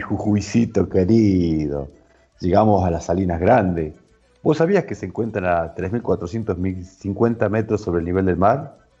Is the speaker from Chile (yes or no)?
no; northern Argentina, Argentina; recorriendo nuestras raíces, nuestro norte argentino